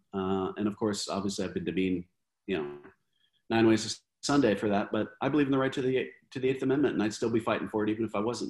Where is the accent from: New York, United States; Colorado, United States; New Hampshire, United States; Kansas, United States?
Colorado, United States; moved away; Colorado, my home state being one, too.